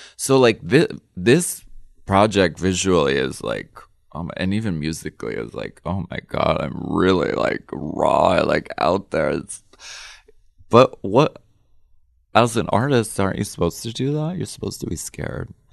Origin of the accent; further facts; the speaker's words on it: Erie, Pennsylvania, United States; moved away; I come from Erie, Pennsylvania, and we were very much, like, a working class family. Dad worked in the machine shop